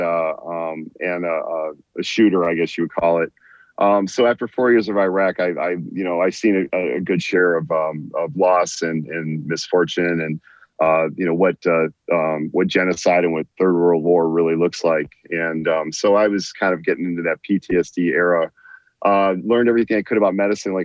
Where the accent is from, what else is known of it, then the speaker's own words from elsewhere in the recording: San Diego, California, United States; moved away as an adult; now in Michigan, United States; I grew up mostly in San Diego, and I ended up moving to Michigan, after the military